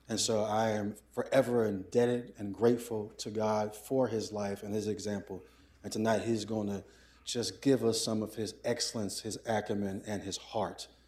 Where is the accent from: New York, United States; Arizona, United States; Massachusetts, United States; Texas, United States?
New York, United States; Brooklyn; And I came from Brooklyn with my white tees and headbands on, and I was a little odd character for Princeton